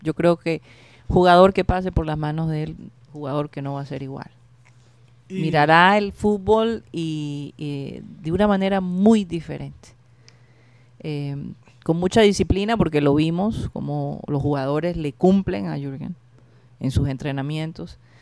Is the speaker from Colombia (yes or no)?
yes; Colombia; yo soy de Colombia.